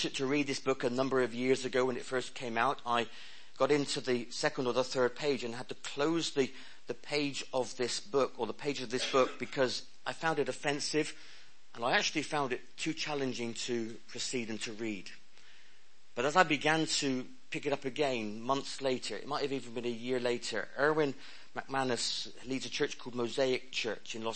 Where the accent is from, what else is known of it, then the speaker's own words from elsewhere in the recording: Penryn, South West England, United Kingdom; accent: West Country; giving my life to Jesus at the age of 5 in a small Sunday school classroom in St. Thomas's Street in Penryn in Cornwall